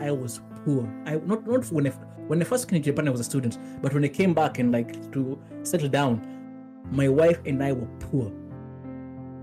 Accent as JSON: {"language": "English", "country": "Kenya", "said": "as a Kenyan"}